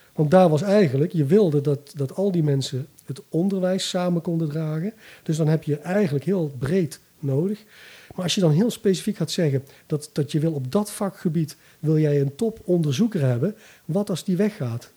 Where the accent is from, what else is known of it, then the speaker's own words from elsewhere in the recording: Bergen op Zoom, North Brabant, Netherlands; moved away; ik kom uit Bergen op Zoom oorspronkelijk. Dus ik ben vroeger met mijn vader ook wel af en toe een NAC geweest